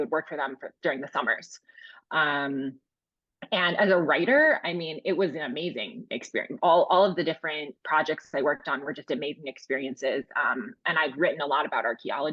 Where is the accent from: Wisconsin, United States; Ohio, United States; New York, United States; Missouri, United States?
Wisconsin, United States; Milwaukee; I knew I wanted to set my first book in Milwaukee, since it was my hometown